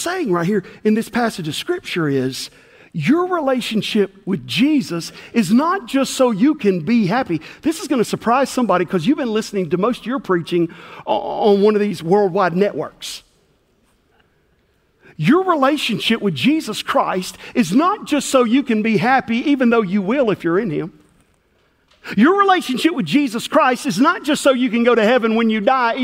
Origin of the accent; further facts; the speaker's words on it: McNairy County, rural West Tennessee, United States; I grew up in rural West Tennessee